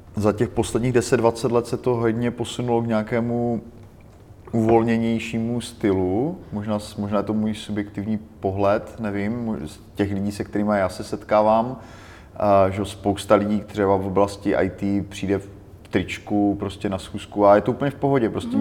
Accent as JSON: {"language": "Czech", "country": "Czechia", "said": "my jako Češi"}